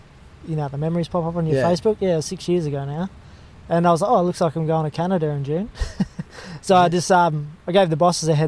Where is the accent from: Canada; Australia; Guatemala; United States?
Australia; Bunbury, Western Australia; moved away as an adult; now in Gold Coast, Australia; I'm from WA originally. I grew up in Bunbury, southwest WA.